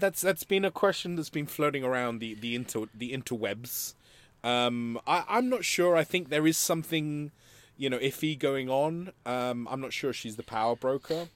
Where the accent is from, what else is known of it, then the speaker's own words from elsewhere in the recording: Madrid, Community of Madrid, Spain; moved away; growing up in Spain, you know, and, and growing up in Madrid